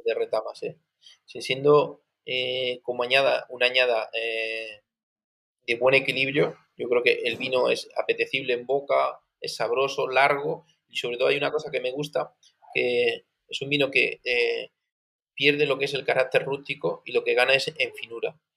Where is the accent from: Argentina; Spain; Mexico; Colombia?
Spain; Region of Murcia; yo soy murciano